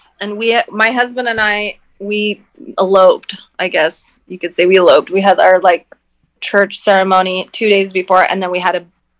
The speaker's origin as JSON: {"language": "English", "town": "Tulsa", "region": "Oklahoma", "country": "United States", "tie": "born or raised there", "said": "I come from a very conservative like part of, I went to high school, university in Oklahoma, so, and I come from, I grew up in South Tulsa, so it's very well"}